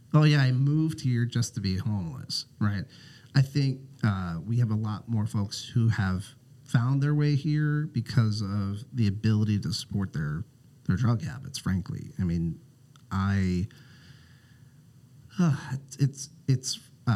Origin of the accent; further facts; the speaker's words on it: South Central Pennsylvania, United States; moved away as an adult; also born or lived in Minneapolis, Minnesota; now in Portland, United States; I moved to Minnesota after college and... kind of spent most of my adult life there so far, but I grew up in South Central Pennsylvania